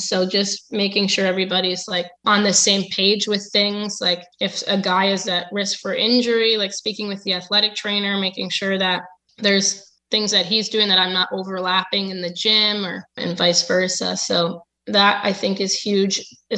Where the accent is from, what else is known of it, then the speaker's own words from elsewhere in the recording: Connecticut, United States; No, it wasn't. I'm from Connecticut.